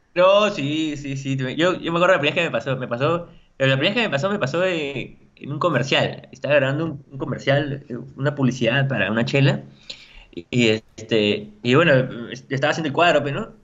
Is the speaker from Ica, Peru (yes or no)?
no; La Paz, San Miguel, Lima, Peru; Tengo gente de mi barrio, yo, eh, yo soy de La Paz, de San Miguel